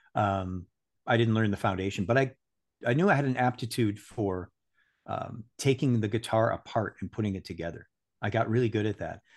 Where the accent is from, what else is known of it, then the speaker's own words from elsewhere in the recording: Saint Paul, Minnesota, United States; I was born in Saint Paul, Minnesota, and grew up